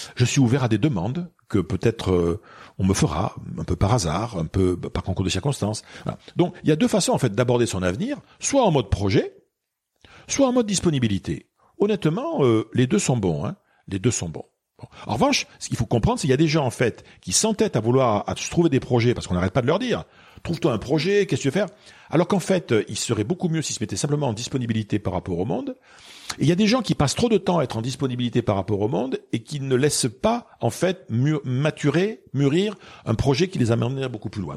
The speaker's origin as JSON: {"language": "French", "town": "Bordeaux", "region": "Nouvelle-Aquitaine", "country": "France", "tie": "born or raised there", "also_born_or_lived": "Bayonne", "said": "moi, je suis bordelais. Hein, je suis né à Bordeaux"}